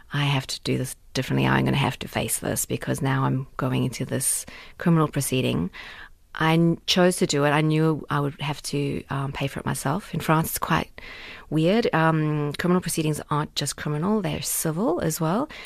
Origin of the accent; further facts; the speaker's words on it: South Africa; my South Africa card here. I'm um, from Africa